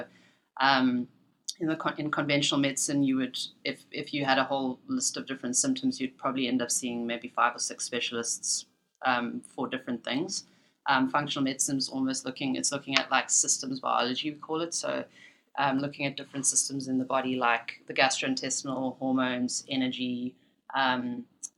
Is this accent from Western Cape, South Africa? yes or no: yes; Cape Town, Western Cape, South Africa; moved away as an adult; now in Canada; growing up in Cape Town and studying in Cape Town, South Africa